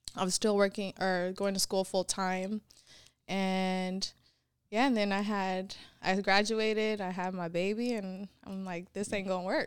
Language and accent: English; San Francisco, California, United States; also born or lived in Sacramento, California / Vallejo, California; I grew up in San Francisco